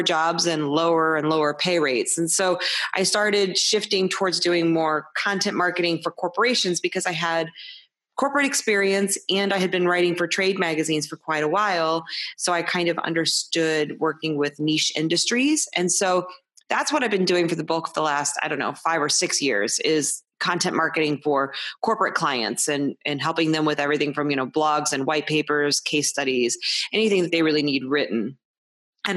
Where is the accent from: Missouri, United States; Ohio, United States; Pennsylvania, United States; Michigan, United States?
Missouri, United States; St. Louis; also born or lived in California / Iowa; I'm from St. Louis, Missouri, and I've lived here the bulk of my life, although I've moved to California and Iowa at different times, but I'm back now.